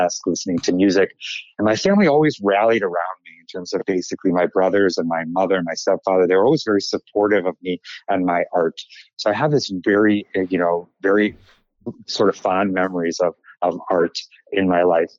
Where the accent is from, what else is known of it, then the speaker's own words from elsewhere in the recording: Chicago, Illinois, United States; moved away as an adult; also born or lived in New Jersey; now in New York City, United States; And I was born in Chicago, and when my father was in medical school, and then we moved to New Jersey, to a suburb outside of New York City, when I was 2 months old.